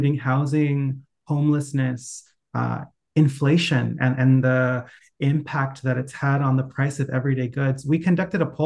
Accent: Anaheim, California, United States; I grew up in Anaheim

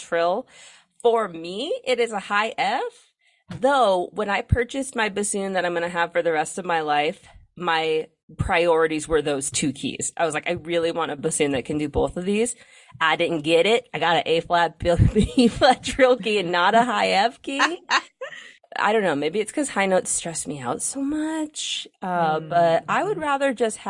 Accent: United States

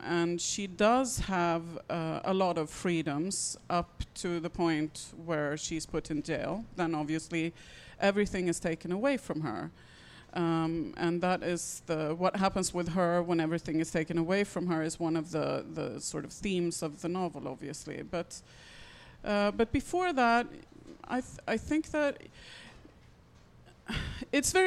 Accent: Sweden; I come from Sweden

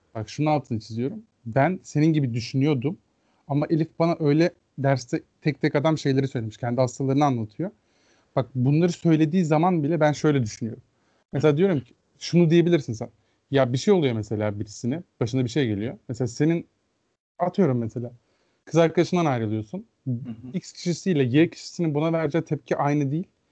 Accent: Afyonkarahisar, Turkey; benim şehrim Afyon.

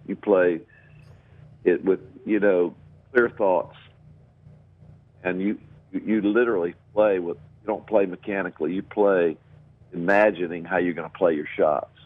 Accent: North Carolina, United States; also born or lived in Georgia; I wanted to go home because uh, I was from North Carolina

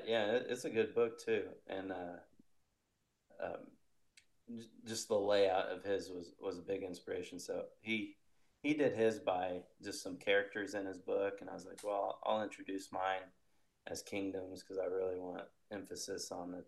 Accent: Indiana, United States; I'm from Indiana, so I kind of been sticking to the Midwest

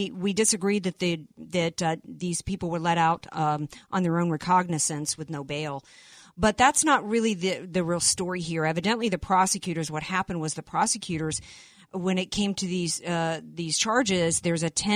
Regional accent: the South, United States; I grew up in the South.

